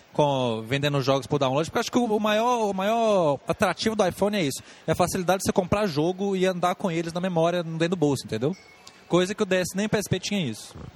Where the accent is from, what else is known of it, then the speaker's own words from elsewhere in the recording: Brazil; Eu, como bom brasileiro